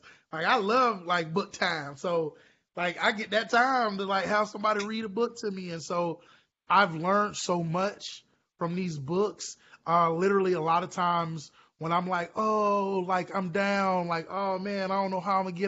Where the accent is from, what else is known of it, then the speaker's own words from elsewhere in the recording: Orlando, Florida, United States; I'm from Orlando originally